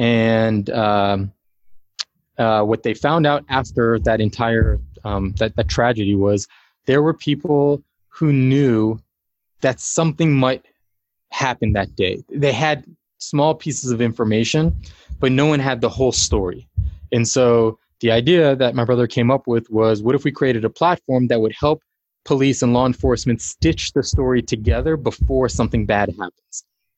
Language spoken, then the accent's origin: English; Washington, D.C. area, United States; No, in the Washington, D.C. area.